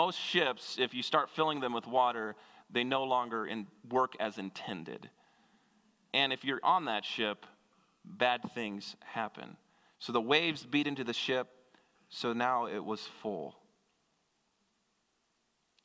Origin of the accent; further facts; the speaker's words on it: Kansas, United States; moved away; I grew up in Kansas, which is about as landlocked as you can get